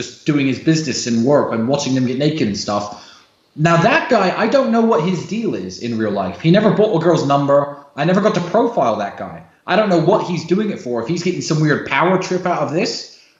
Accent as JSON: {"language": "English", "country": "United States", "tie": "born there", "said": "I was born in the United States. My father was a military man, a very smart man."}